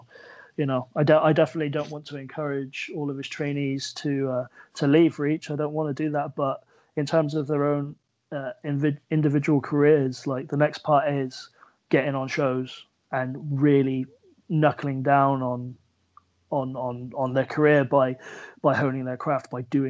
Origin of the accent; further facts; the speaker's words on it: Plymouth, South West England, United Kingdom; moved away as an adult; now in Swindon, United Kingdom; as much as I love Plymouth and, you know, I'm proud of my hometown